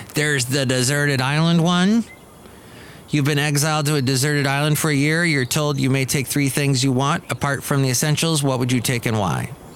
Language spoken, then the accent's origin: English; California, United States; also born or lived in Ventura, California; growing up in California, living in California